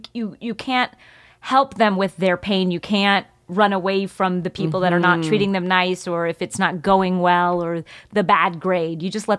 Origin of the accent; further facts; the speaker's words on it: East Coast, United States; we got to take her to the Southwest, which I had never seen before growing up on the East Coast.